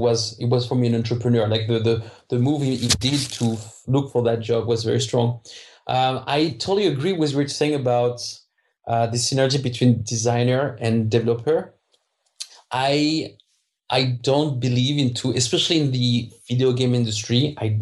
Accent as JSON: {"language": "English", "country": "France", "second_language": "English", "moved": "yes", "said": "I'm French, so I don't pronounce the H well"}